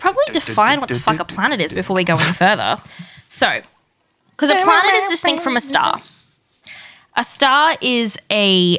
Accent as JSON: {"language": "English", "country": "Australia", "said": "We're Australian."}